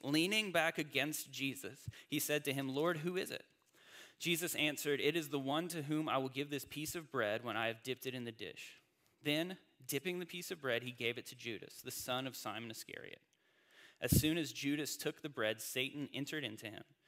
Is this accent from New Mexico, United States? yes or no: no; North Carolina, United States; moved away as an adult; also born or lived in Indiana; I grew up in North Carolina, I went to college in Indiana, and I spent the first 10 years of my adult life in the North